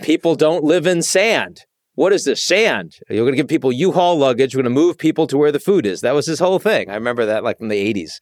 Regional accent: United States; as an American

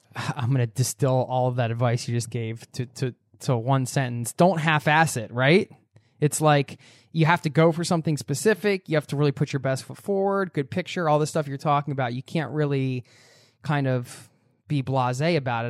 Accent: United States; I'm from the States

